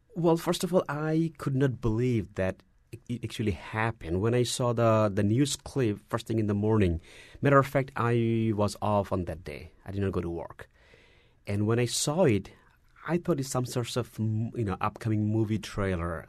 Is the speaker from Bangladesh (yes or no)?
yes; Dhaka, Dhaka Division, Bangladesh; moved away as an adult; also born or lived in Dallas, Texas; now in United States; I was born in Bangladesh, in the capital city, uh, Dhaka